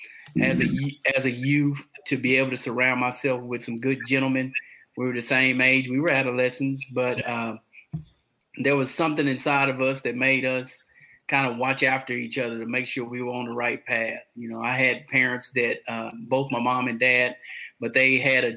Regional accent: Conroe, Texas, United States; also born or lived in Atascocita, Texas; I'm from Conroe, Texas. I reside right outside of Houston, Texas, in Atascocita

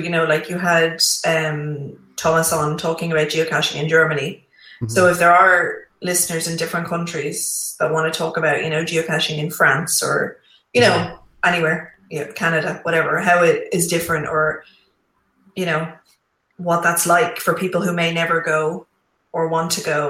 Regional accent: Ireland; it's in my hometown.

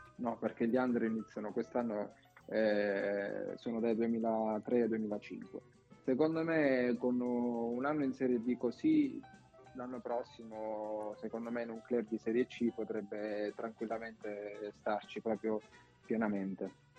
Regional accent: Bari, Apulia, Italy; moved away as an adult; now in Rotonda, Italy; là ho fatto tutte le scuole praticamente a Bari, perché i miei genitori sono, sono di Rotonda, qui però si sono poi trasferiti a Bari per lavoro

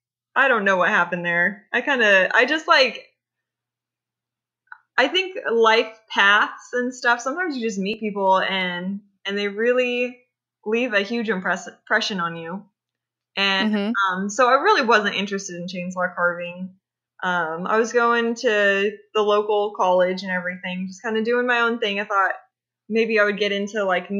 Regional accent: California, United States; I grew up in California

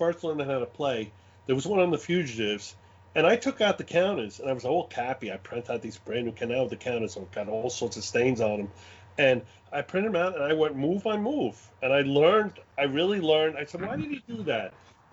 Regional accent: New York City, New York, United States; accent: Brooklyn; this is a real Brooklyn accent. I was born in Brooklyn and raised in Brooklyn

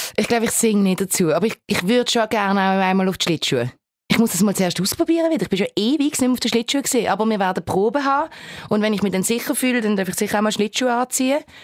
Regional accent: Switzerland; accent: Baseldeutsch

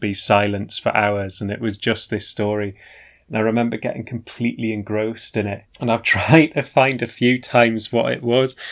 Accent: the Northeast, North East England, United Kingdom; growing up in the Northeast

